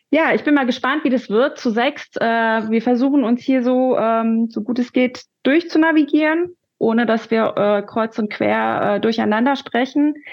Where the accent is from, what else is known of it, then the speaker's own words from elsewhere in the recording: Rhineland, Germany; now in Berlin, Germany; Ich bin kurz überlegen, 1977 geboren, ich komme aus dem Rheinland, lebe aber seit über 20 Jahren in Berlin. Meine Eltern sind aus Korea, sowohl Nord als auch Süd.